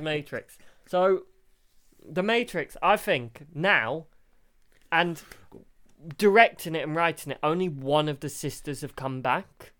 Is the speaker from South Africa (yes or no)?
no; United Kingdom; We're British.